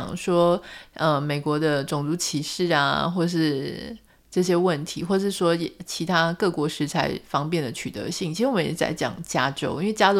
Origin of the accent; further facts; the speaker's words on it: Pingtung, Pingtung County, Taiwan; now in Taipei, Taiwan; 我突然发现，我们是一个屏东人被台北人问问题，